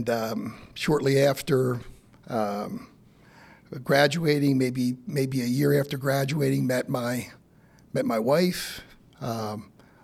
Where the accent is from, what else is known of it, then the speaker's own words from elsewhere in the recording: Timonium, Maryland, United States; So I grew up in Timonium. So literally on Timonium Road